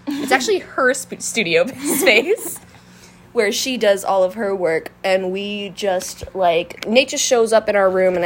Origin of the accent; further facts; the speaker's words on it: Long Island, New York, United States; the Long Island teen high school music band kid experience